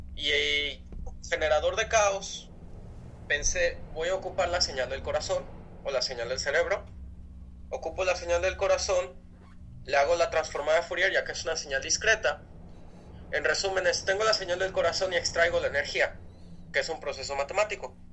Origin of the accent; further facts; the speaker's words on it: Villahermosa, Tabasco, Mexico; yo crecí en Villahermosa, Tabasco